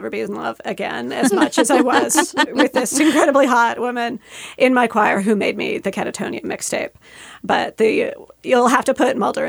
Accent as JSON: {"language": "English", "country": "Canada", "said": "And as a Canadian"}